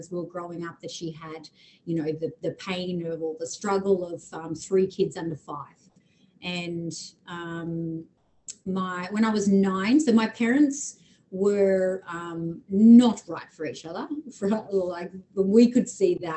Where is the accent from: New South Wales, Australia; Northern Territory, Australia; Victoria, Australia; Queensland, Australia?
New South Wales, Australia; Camden; now in Brisbane, Australia; I grew up in a town called Camden in Sydney, so Western New South Wales